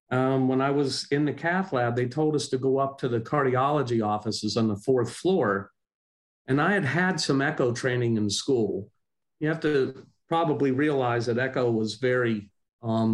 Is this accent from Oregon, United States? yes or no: no; McKeesport, Pennsylvania, United States; now in Atlanta, United States; I'm originally from Pittsburgh. It was actually a small town just south of Pittsburgh called McKeesport, Pennsylvania, born and raised